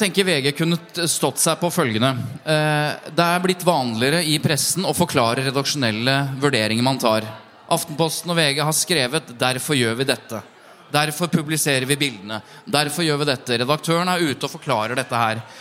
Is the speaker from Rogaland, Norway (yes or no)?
no; Jevnaker, Innlandet, Norway; Nå er jeg fra Jevnaker, da, ikke fra Bærum